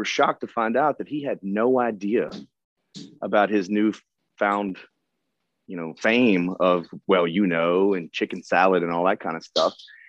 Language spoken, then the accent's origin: English; Memphis, Tennessee, United States; growing up in Memphis.